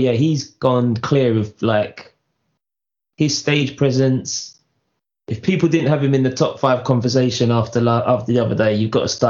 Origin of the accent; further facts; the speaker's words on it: New York, United States; I'm from New York, bruv.